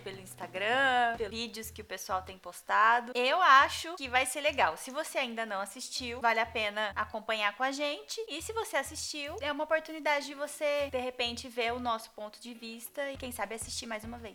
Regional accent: Ribeirão Preto, São Paulo, Brazil; Eu sou de de Ribeirão Preto, sou tradutora

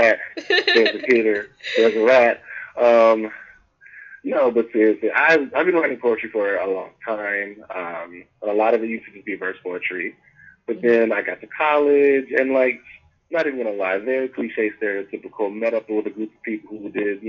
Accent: Nashville, Tennessee, United States; moved away as an adult; now in Atlanta, United States; I'm originally from Nashville, Tennessee, Country Music City.

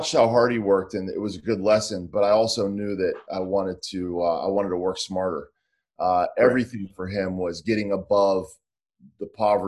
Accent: Pittsburgh, Pennsylvania, United States; I grew up in Pittsburgh

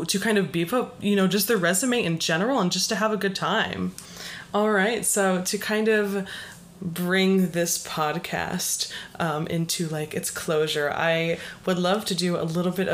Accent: Las Vegas, Nevada, United States; now in Boston, United States; I'm from Las Vegas

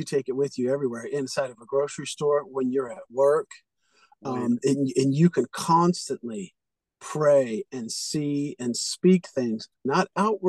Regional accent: California, United States; I'm from California.

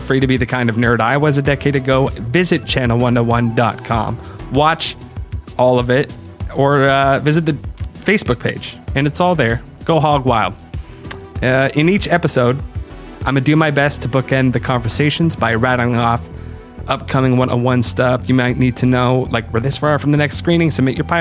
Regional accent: Canada; I am a Canadian

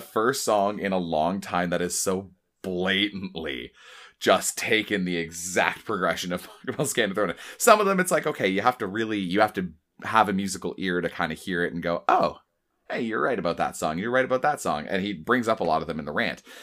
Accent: Oshawa, Ontario, Canada; I grew up in Oshawa

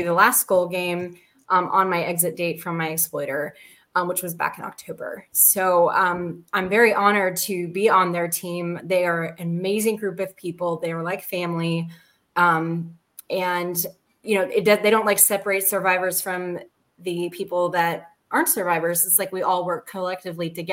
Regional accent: Atlanta, Georgia, United States; We're based here in Atlanta, is where my hometown is, and where all my lived experience is from

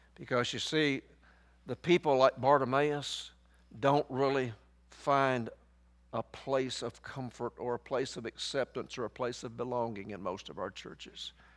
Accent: Somerville, Tennessee, United States; I grew up right outside of Memphis, Tennessee. I grew up down in Fayette County. I went to school in Somerville.

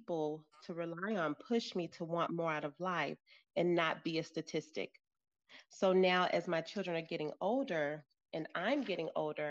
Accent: St. Louis, Missouri, United States; now in Colorado, United States; I'm originally from St. Louis, Missouri, but currently reside in Colorado

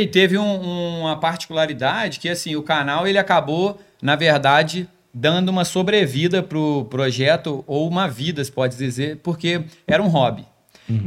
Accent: Volta Redonda, Rio de Janeiro, Brazil; a minha terrinha também, Volta Redonda

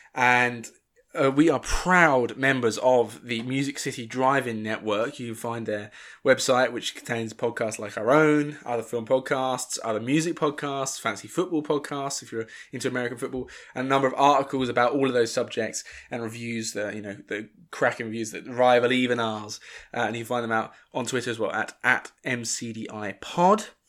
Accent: Northern England, United Kingdom; accent: Northern

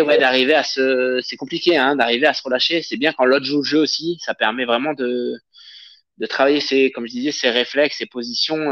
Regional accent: Avignon, Provence-Alpes-Côte d'Azur, France; moved away as an adult; now in Paris region, France; je viens d'Avignon

